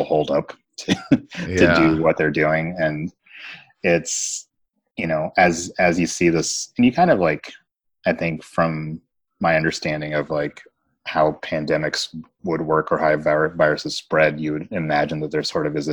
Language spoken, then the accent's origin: English; Kentucky, United States; I grew up in Kentucky